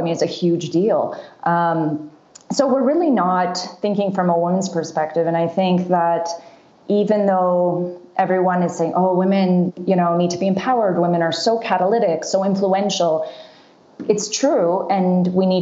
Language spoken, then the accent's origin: English; Canada; also born or lived in Seattle, United States; now in Rwanda; I grew up in Canada